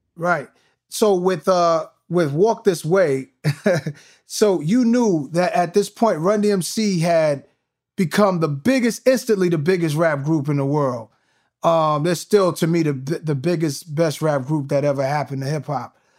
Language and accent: English; New York, United States; moved away; growing up in New York